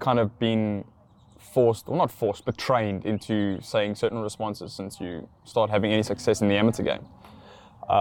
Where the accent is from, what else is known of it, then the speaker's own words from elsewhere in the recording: South Africa; I'm from South Africa